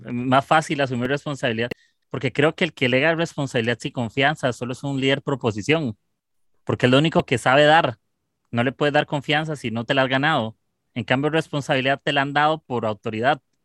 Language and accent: Spanish; Costa Rica; soy de Costa Rica